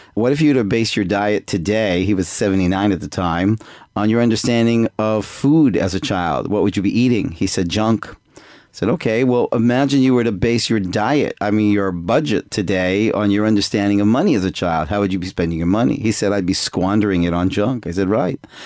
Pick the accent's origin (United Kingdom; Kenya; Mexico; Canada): Canada; Toronto, Ontario; moved away as an adult; now in Jerusalem, Israel; I'm I'm originally from Canada, Toronto, uh, but I moved to I went to Israel when I was 18 and ended up staying there. So I live in Israel right now in Jerusalem